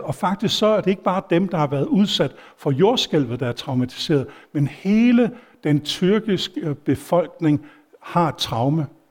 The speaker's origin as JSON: {"language": "Danish", "country": "Denmark", "said": "jeg var dansker"}